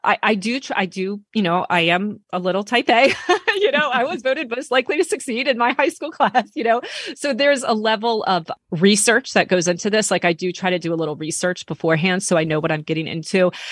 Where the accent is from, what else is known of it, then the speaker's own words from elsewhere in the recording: United States; I'm American